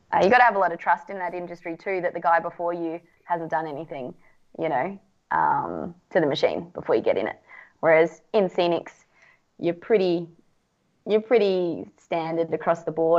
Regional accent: Australia; it for me as an Aussie, where the dollar is worth so much more than the Indonesian rupiah

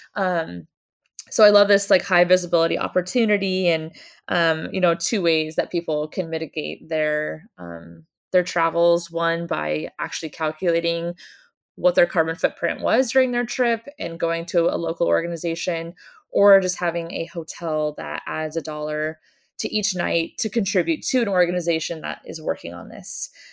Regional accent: Oregon coast, United States; I grew up on the Oregon coast

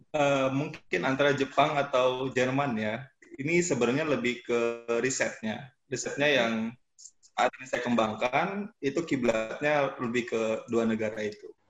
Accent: Samarinda, East Kalimantan, Indonesia; saya dari Samarinda, Kalimantan Timur

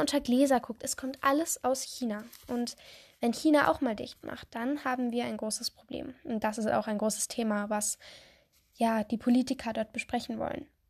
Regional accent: Germany; bei uns in Deutschland

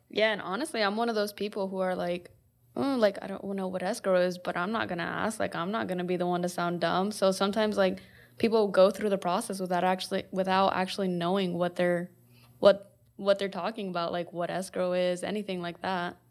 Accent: West Point, Nebraska, United States; moved away as an adult; also born or lived in Omaha, Nebraska; I am originally from West Point, which is where Diego and J R from

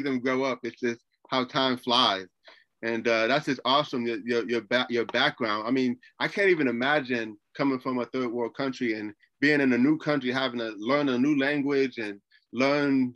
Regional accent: United States; I grew up in America

